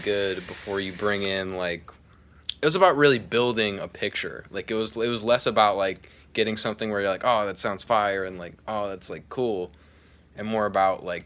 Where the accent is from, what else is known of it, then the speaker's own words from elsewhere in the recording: Pottstown, Pennsylvania, United States; moved away as an adult; now in Nashville, United States; I'm originally from Pottstown, Pennsylvania.